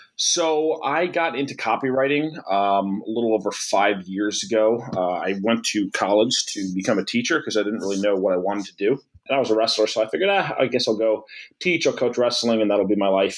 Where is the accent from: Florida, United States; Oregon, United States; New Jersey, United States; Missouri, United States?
New Jersey, United States; Old Bridge; I ended up working back in my hometown in Old Bridge for two years